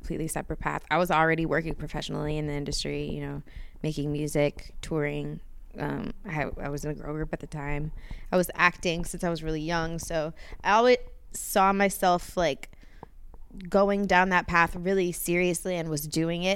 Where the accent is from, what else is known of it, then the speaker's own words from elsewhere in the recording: Glendale, California, United States; also born or lived in Kentucky; I grew up over in Glendale area